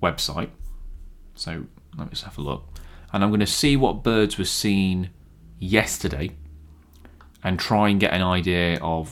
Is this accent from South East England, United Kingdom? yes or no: no; Clifton, East Midlands, United Kingdom; where I grew up in Clifton